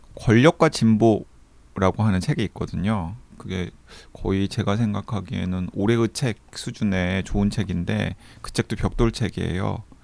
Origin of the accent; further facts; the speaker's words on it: South Korea; moved away; 저는 서남해안의 항구 도시에서 태어났잖아요